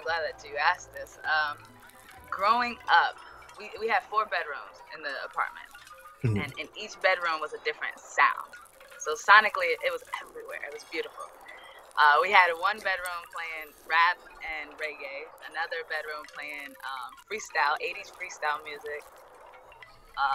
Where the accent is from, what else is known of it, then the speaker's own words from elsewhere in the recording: Hoboken, New Jersey, United States; also born or lived in Philadelphia, Pennsylvania; I was born in Philly, and that was it. And then they just shipped me over to Hoboken.